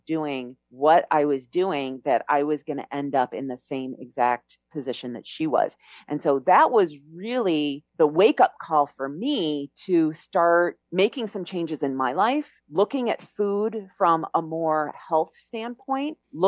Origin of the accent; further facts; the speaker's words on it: Chicago, Illinois, United States; moved away as an adult; now in Mexico; I grew up in Chicago.